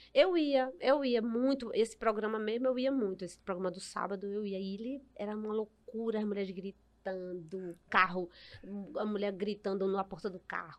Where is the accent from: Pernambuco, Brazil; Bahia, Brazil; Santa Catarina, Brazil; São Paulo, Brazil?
Pernambuco, Brazil; Recife; minha infância foi toda na, em Casa Amarela, né? Uhum. No Alto do Mandu